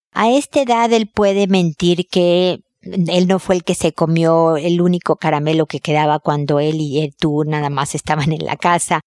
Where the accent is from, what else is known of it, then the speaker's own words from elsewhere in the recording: Mexico; en mi tierra se dice el casado casa quiere